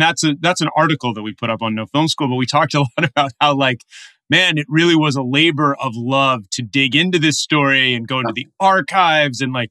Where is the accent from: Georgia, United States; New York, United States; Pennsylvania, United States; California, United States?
California, United States; Los Angeles; the city of Los Angeles, his hometown and my hometown too